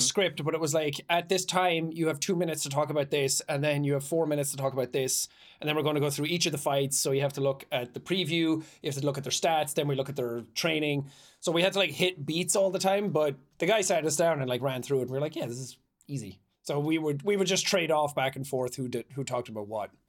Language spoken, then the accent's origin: English; Ireland; moved away; growing up in Ireland